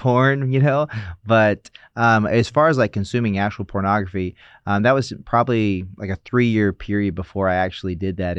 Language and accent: English; South Carolina, United States; moved away as an adult; now in Los Angeles, United States; growing up in South Carolina, we went to church on Wednesdays, Sunday, Sunday night